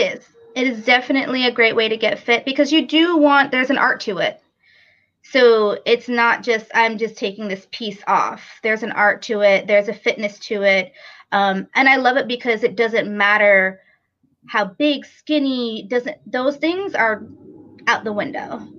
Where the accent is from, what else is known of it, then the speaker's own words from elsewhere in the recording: New York, United States; moved away as an adult; now in Raleigh, United States; I'm actually originally from New York and moved here about seven years ago to Raleigh, North Carolina